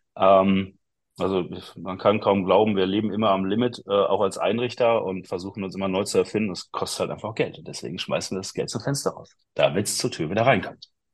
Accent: Bochum, North Rhine-Westphalia, Germany; ich bin Bochumer Junge

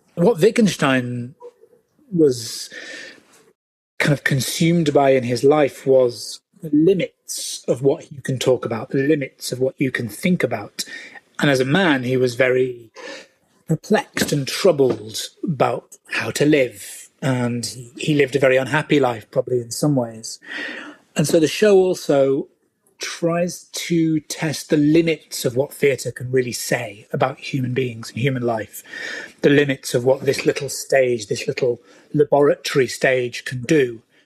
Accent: United Kingdom; I'm British

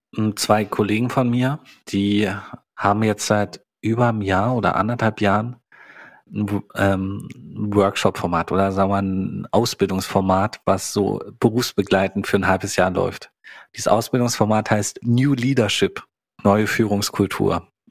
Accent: East Germany, Germany; also born or lived in Hannover; now in Berlin, Germany; Ich bin ja unglaublich in der DDR groß geworden. Mein ganzer Background ist DDR

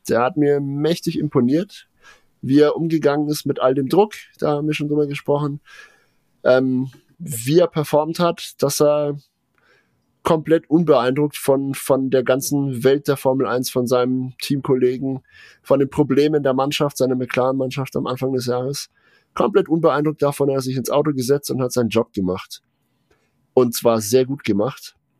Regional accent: Germany; also born or lived in Nuremberg; als äh, in Nürnberg ansässige Bewohner

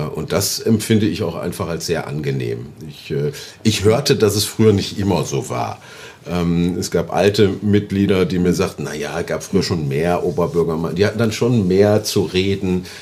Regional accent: Oberhausen, North Rhine-Westphalia, Germany; in meiner Heimatstadt in Oberhausen

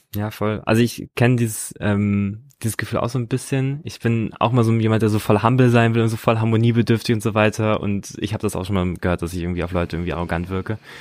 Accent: Munster, Lower Saxony, Germany; neben Soltau ist der Ort Munster, da bin ich aufgewachsen

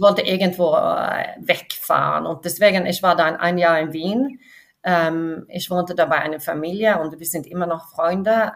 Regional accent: Varberg, Halland County, Sweden; Ich bin an der Westküste in Schweden aufgewachsen, äh, mhm. südlich von Göteborg. Äh, mhm. es ist so eine kleine Stadt, Warburg, und ich war nicht in der Stadt aufgewachsen, sondern außerhalb

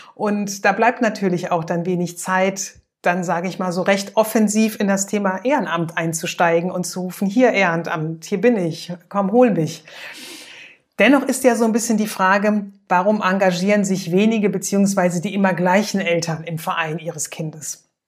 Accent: Germany; bei uns in Deutschland

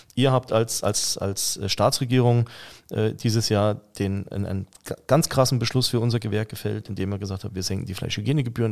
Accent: Saxony, Germany; moved away; ich bin ja gebürtiger Sachse.

